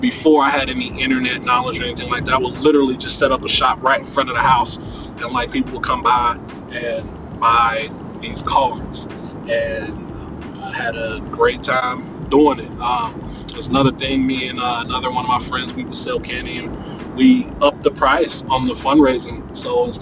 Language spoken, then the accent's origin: English; Cincinnati, Ohio, United States; I was born and raised here in Cincinnati, Ohio